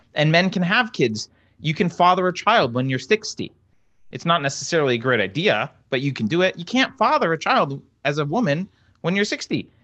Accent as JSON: {"language": "English", "region": "East Coast", "country": "United States", "tie": "born or raised there", "moved": "yes", "lives_now": "California, United States", "said": "I grew up on the East Coast"}